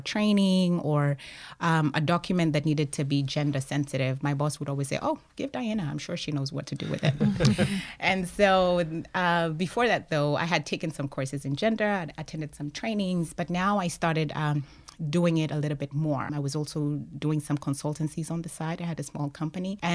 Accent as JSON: {"language": "English", "country": "Kenya", "also_born_or_lived": "Arlington, Texas, United States", "moved": "as an adult", "said": "I'm originally from Kenya, but I went to college in the U.S. in Arlington, Texas"}